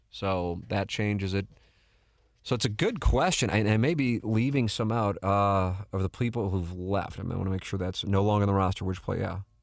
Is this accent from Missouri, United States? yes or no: yes; St. Louis, Missouri, United States; I went to Saint Louis U High, but I grew up in South City